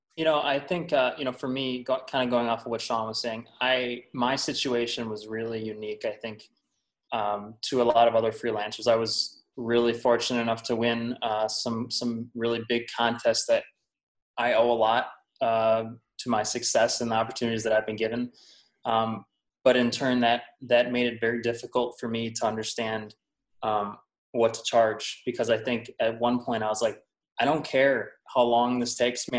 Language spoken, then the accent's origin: English; Wisconsin, United States; I'm from Wisconsin